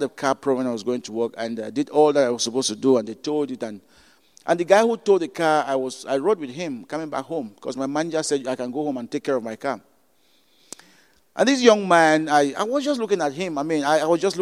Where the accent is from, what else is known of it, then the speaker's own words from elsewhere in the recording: Cameroon; moved away; I'm from Cameroon